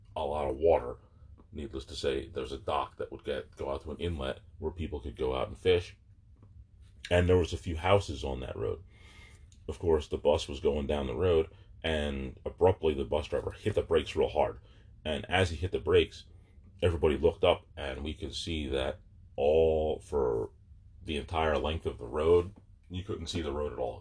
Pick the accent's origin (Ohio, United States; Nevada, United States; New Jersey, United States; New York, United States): New Jersey, United States; Barnegat; moved away; also born or lived in Manahawkin, New Jersey / Manchester, New Jersey; I spent a lot of time at the beach during those formative years growing up in Barnegat and Manahawkin